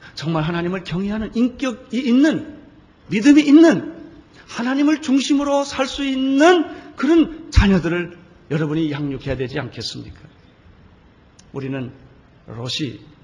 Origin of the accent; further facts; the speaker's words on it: South Korea; 한국에서 온 목사라